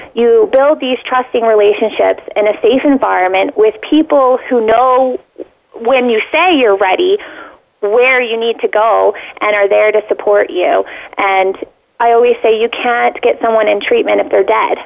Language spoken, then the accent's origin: English; Canada; as a Canadian